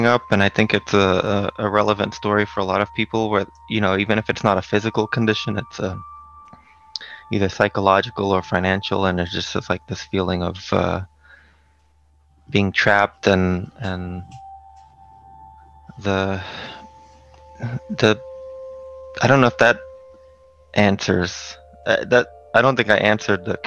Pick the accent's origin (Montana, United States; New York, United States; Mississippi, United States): New York, United States; New York City; the housing projects where I grew up in Brooklyn